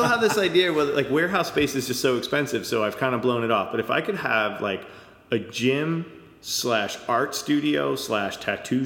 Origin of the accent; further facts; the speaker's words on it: Levittown, New York, United States; moved away as an adult; now in Brooklyn, United States; I grew up in Levittown, so native New Yorker